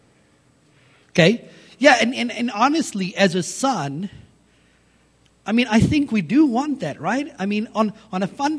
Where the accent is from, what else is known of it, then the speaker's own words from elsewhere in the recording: South Africa; growing up in South Africa, my dad was a rugby player in South Africa